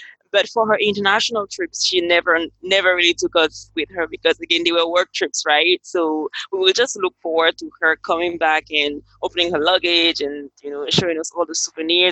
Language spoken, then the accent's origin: English; Cameroon; now in Dominica; I am from Cameroon, that is West Africa, and currently I'm located in Dominica